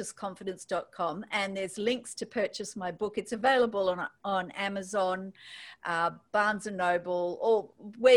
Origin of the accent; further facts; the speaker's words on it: Australia; accent: Australian; as you can tell from my accent, I'm in Australia